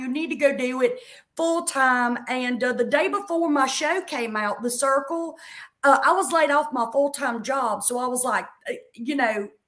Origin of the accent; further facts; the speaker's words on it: South Carolina, United States; I'm from South Carolina